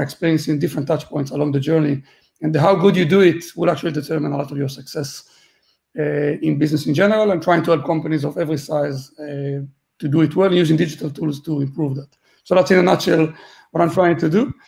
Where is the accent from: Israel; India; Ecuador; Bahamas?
Israel; also born or lived in Gibraltar / London / Berlin / Malta; now in Dublin, Ireland; I'm originally from Israel